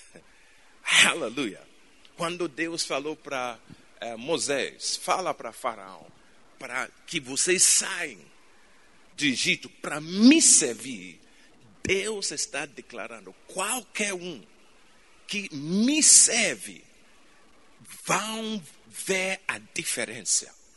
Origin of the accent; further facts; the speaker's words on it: Ghana; Portuguese is a second language; moved away; Eu nasci em Ghana, África